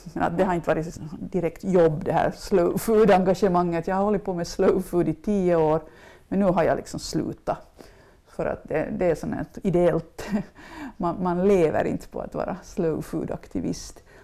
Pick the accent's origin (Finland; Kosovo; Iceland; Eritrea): Finland; Mjölbolsta, Uusimaa; also born or lived in Ekenäs / Los Angeles; mina föräldrar bodde i Mjölbolsta där jag hade vuxit upp på en gård som hette Mängels och bodde där tills jag var 20.